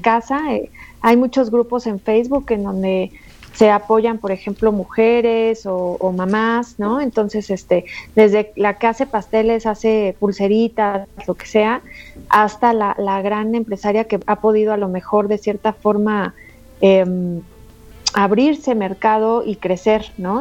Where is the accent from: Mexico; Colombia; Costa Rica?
Mexico; como buenas mujeres mexicanas luchadoras que somos